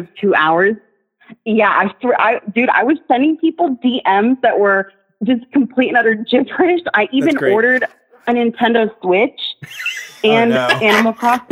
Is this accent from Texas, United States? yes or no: yes; Texas, United States; now in Australia; I'm a Texan and I'm an Arab